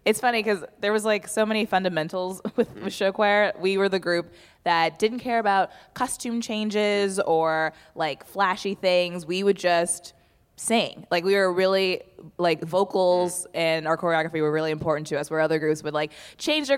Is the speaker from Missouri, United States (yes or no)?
no; Indianapolis, Indiana, United States; moved away; I'm from Indianapolis, Indiana